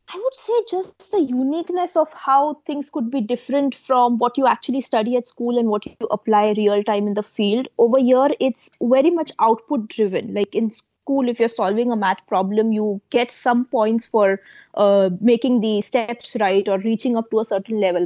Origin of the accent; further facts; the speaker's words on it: India; moved away as an adult; now in United States; I came from India to the US to pursue my master's when I was 22. So, when I was 18 or back then, I was still in India